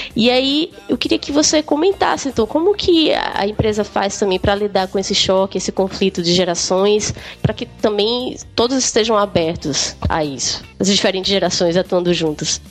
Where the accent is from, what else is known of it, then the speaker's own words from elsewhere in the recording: Brazil; also born or lived in Canada; como brasileira